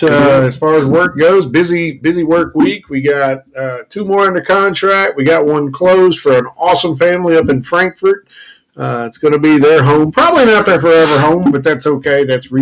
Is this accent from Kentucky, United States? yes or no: yes; Kentucky, United States; You know, we are from Kentucky